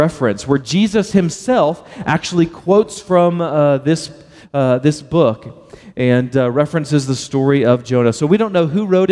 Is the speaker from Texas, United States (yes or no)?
yes; Baytown, Texas, United States; I'm from Baytown, Texas, and I pronounce the word well and whale the exact same